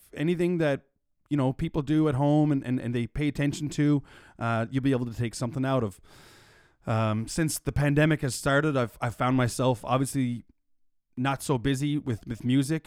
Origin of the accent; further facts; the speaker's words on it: Mount Pearl, Newfoundland and Labrador, Canada; also born or lived in St. John's, Newfoundland and Labrador; I was born and raised in Mount Pearl, Newfoundland and Labrador, and I now reside in downtown, beautiful Saint John's, Newfoundland and Labrador